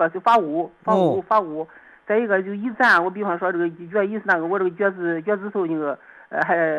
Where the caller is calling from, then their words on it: Jinan, Shandong, China; 你好，小，我是济南的。